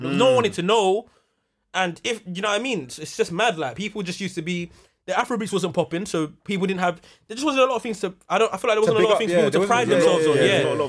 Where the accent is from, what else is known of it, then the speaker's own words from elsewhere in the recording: Croydon, London, United Kingdom; when I was younger, I didn't grow up around Southwark. We're from Croydon, man. I didn't grow up around Southwark or nothing like